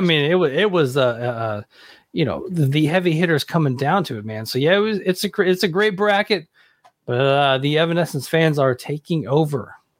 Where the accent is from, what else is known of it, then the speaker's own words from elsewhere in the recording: Hendersonville, Tennessee, United States; I grew up in Hendersonville, Tennessee, which is right outside of Nashville